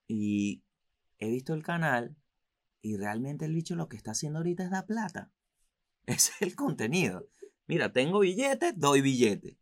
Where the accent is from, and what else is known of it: Venezuela; moved away